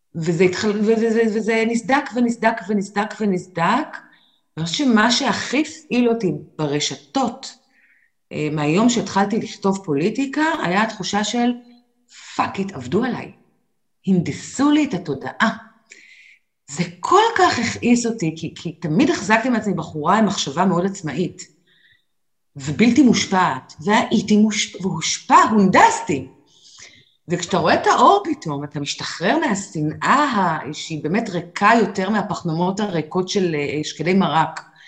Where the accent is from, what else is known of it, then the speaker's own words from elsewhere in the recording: Israel; כשגדלנו פה בגיל 20 ואפילו 30